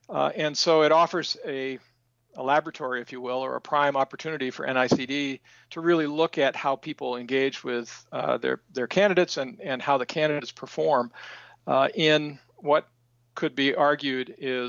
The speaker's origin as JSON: {"language": "English", "area": "Aroostook County", "region": "Maine", "country": "United States", "tie": "born or raised there", "said": "spent my life in Maine. I'm originally from Roostook County, and I spent all of my career working primarily on rural community and economic development issues."}